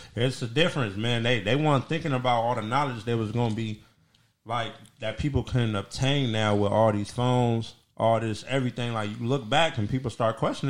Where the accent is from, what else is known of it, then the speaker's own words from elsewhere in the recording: United States; I'm from America.